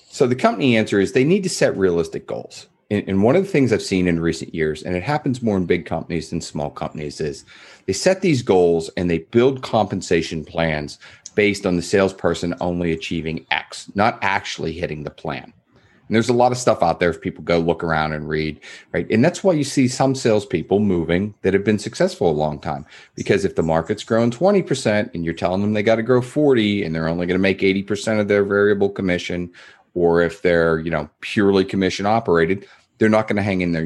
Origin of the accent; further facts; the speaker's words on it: East Coast, United States; moved away; I grew up in the East, so I had, I'll call 'em East Coast manners.